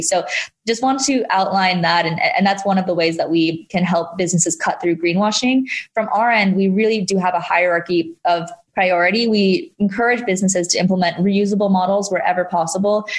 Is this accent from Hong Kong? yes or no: yes; Hong Kong; moved away; I did grow up in Hong Kong